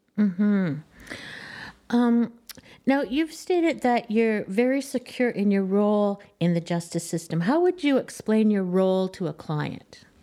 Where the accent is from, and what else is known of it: Canada